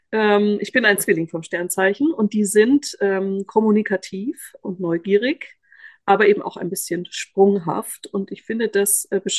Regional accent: Bavaria, Germany; ich bin aus Bayern, das hört man jetzt nicht mehr, aber es prägt sehr meine Identität

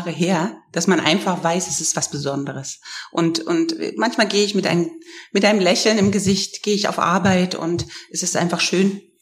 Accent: Germany; bei uns gab es natürlich äh, zu DDR-Zeiten, da wo ich groß geworden bin

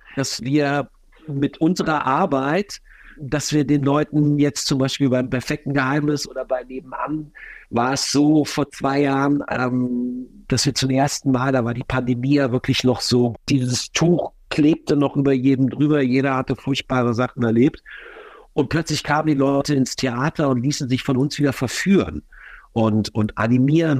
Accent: Düsseldorf, North Rhine-Westphalia, Germany; now in Berlin, Germany; bin selber Düsseldorfer

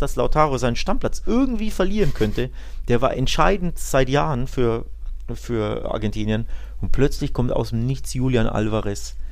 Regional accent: Nuremberg, Bavaria, Germany; bei uns in Nürnberg

